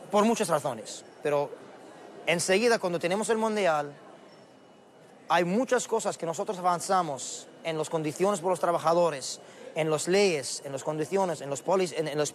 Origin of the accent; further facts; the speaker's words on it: Qatar; Spanish is a second language; en Qatar, en mi país.